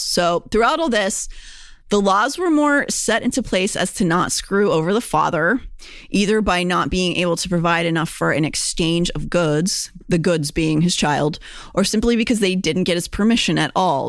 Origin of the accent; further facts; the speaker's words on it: Pennsylvania, United States; Pennsylvanian, born and bred